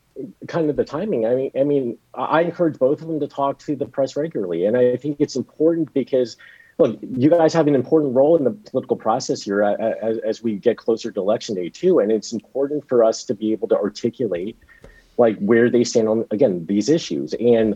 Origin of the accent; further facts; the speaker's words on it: East Coast, United States; I'm originally from the East Coast, so I do have a little bit of a preference for Five Guys.